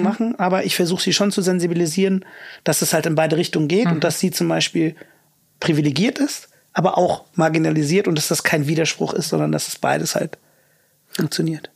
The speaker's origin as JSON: {"language": "German", "area": "Königswinter or Cologne", "region": "North Rhine-Westphalia", "country": "Germany", "tie": "born or raised there", "also_born_or_lived": "London", "moved": "as an adult", "said": "dann sagst du halt Königswinter oder Köln"}